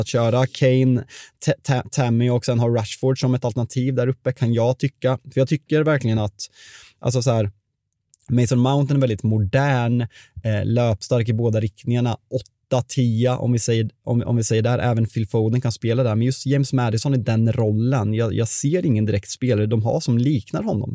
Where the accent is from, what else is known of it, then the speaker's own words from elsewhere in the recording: Sweden; vi är svenskar